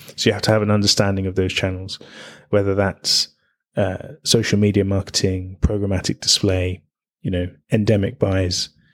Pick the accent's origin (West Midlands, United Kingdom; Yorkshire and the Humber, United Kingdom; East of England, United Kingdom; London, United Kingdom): London, United Kingdom; I was I was born in London